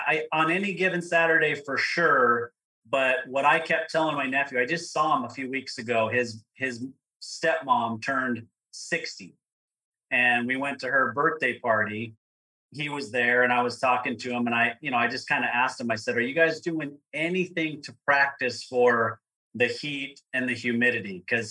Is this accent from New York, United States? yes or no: no; Provo, Utah, United States; I grew up in Provo, Utah, which is where Brigham Young University is.